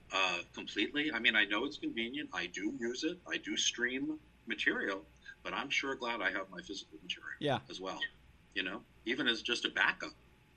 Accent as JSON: {"language": "English", "region": "New York", "country": "United States", "said": "I'm a New Yorker, I have a New York clock inside of me. I move to New York rhythm."}